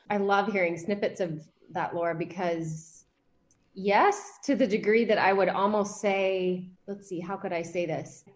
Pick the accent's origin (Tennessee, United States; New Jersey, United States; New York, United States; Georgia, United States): Georgia, United States; Atlanta; also born or lived in California / Savannah; So I was raised in Atlanta